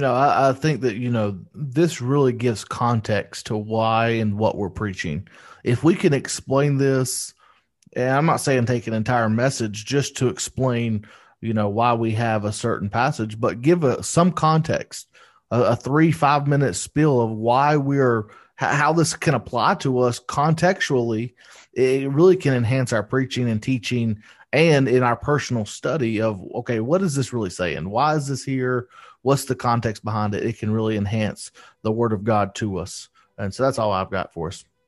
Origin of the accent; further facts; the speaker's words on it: United States; I speak English 'cause I'm from America